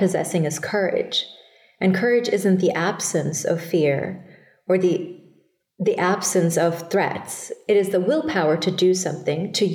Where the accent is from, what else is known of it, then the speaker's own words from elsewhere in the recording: Thailand; moved away as an adult; also born or lived in Bangladesh; now in United States; I was born in Bangladesh and raised in Thailand